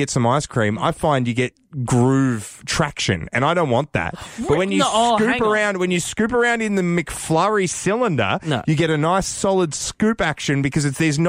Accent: Victoria, Australia; now in Canberra, Australia; I'm from Victoria.

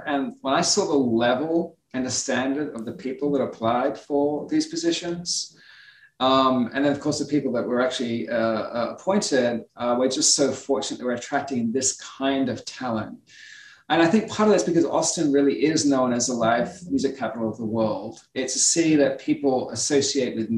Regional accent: Australia; now in United States; I'm Australian, you know, we're a country of immigrants as well

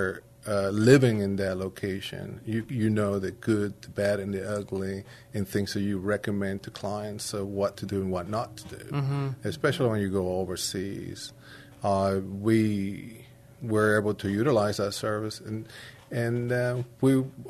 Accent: Panama; also born or lived in Germany / Italy; now in San Antonio, United States; I'm originally from Panama, and I also speak fluent Spanish.

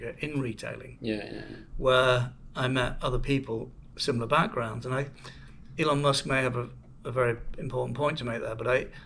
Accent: Manchester, North West England, United Kingdom; moved away; I'm from Manchester

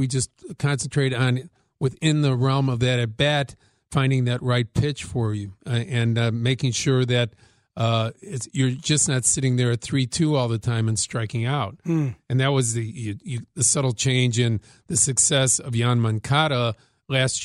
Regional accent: Chicago, Illinois, United States; growing up in Chicago

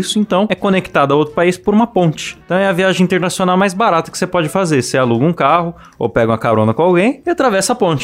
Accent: São Paulo, Brazil; quando eu era criança em São Paulo, eu já andei nas famosas lotações.

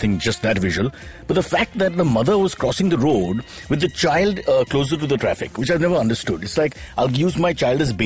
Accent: Mumbai, Maharashtra, India; from Walkeshwar, my hometown

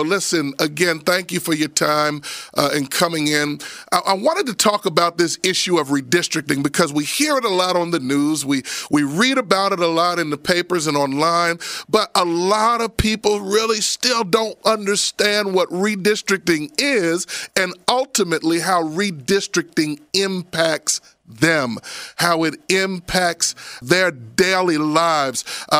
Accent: Roslyn, Pennsylvania, United States; I am a proud Abington Galloping Ghost, born and raised in Roslyn, and I still go there several times a week to see my mama because the house is still standing on Coolidge Avenue.

